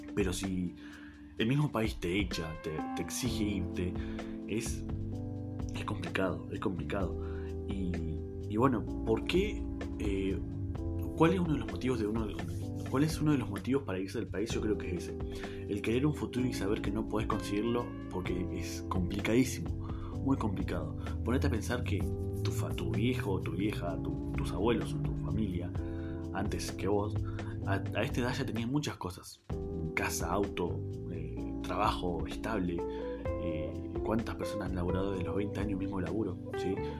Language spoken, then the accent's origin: Spanish; Neuquén, Argentina; yo soy de Argentina, del Buquén Capital, eh, una provincia al sur del país de Argentina